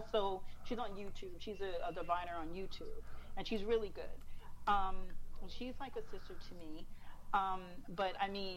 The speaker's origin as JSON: {"language": "English", "town": "New York City", "region": "New York", "country": "United States", "tie": "born or raised there", "said": "I'm a Staten Island girl. I was born and raised on Staten Island"}